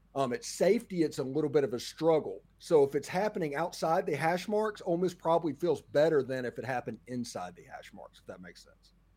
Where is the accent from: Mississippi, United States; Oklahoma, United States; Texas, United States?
Mississippi, United States; South; I'm from South Mississippi